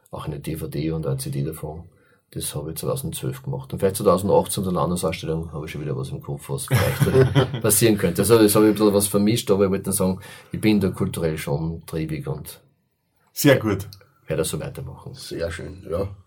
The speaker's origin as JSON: {"language": "German", "town": "Enns", "region": "Upper Austria", "country": "Austria", "tie": "born or raised there", "said": "das war mir ein ganz großes Anliegen für meine Heimatstadt Enns."}